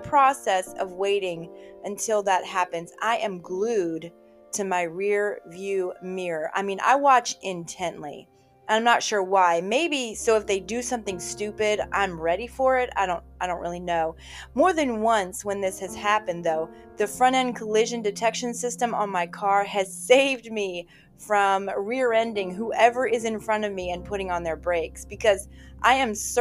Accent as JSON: {"language": "English", "region": "Virginia", "country": "United States", "tie": "born or raised there", "moved": "yes", "said": "my home state of Virginia, my hometown"}